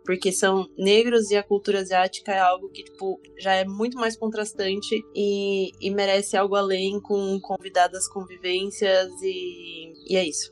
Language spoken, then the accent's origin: Portuguese; Brazil; eu era a única brasileira